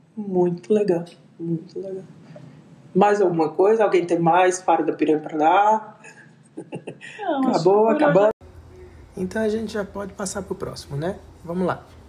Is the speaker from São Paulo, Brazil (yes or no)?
no; Arapiraca, Alagoas, Brazil; eu sou de Arapiraca, minha mãe é de Arapiraca, minha avó é de Arapiraca, então a gente já nasceu fazendo pose de sítio